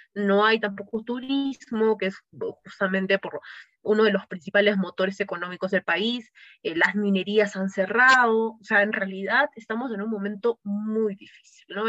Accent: Cusco, Peru; yo soy, por ejemplo, cusqueña, yo vivo

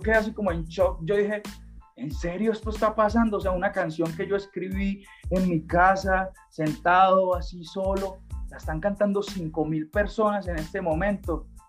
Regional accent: Cúcuta, Norte de Santander, Colombia; now in Medellín, Colombia; Yo vivo acá en Medellín, yo llevo mucho tiempo viviendo en Medellín, eh, pero yo soy de Cúcuta, yo soy de tierra de norte de Santander, frontera con Venezuela

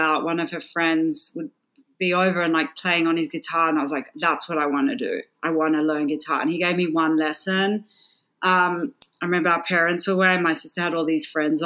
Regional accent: Sydney, New South Wales, Australia; moved away as an adult; also born or lived in Melbourne; I grew up in Sydney, Australia

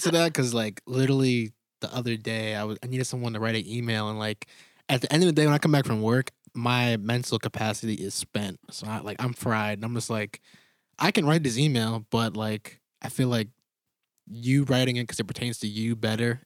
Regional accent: Connecticut, United States; moved away; I'm from Gales Fair, Connecticut, small town

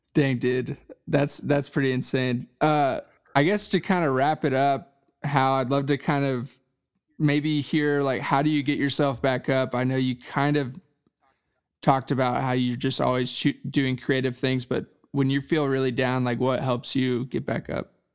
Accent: Dallas, Texas, United States; I'm from Dallas, Texas

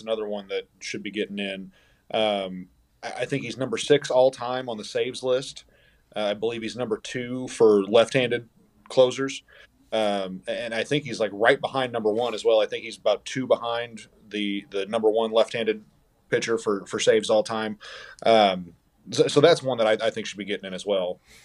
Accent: St. Louis, Missouri, United States; growing up in Saint Louis

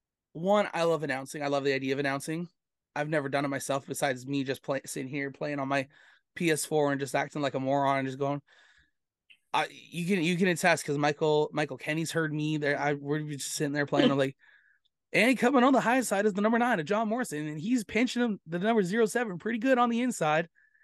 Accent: Erin, Ontario, Canada; now in Brampton, Canada; because I live in Brampton, but I a lot of time I grew up in Erin.

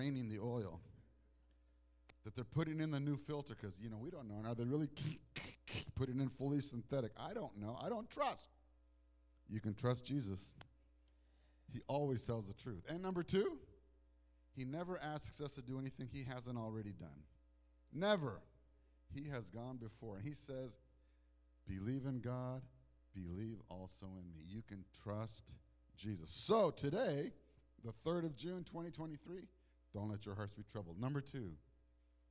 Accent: Toronto, Ontario, Canada; also born or lived in Mexico; now in United States; I was born in Toronto, Canada

